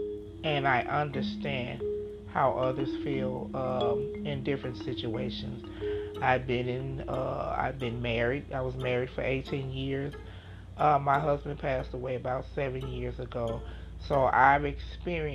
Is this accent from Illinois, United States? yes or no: yes; Chicago, Illinois, United States; I grew up in Chicago, Illinois